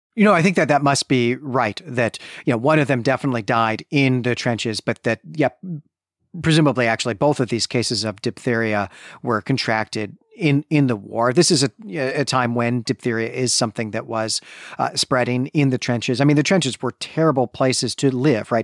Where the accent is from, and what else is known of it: Midwest, United States; born or raised there